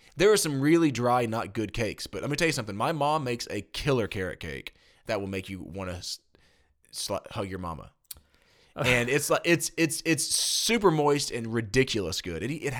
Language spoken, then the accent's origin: English; Tennessee, United States; I say pecan. I'm from Tennessee.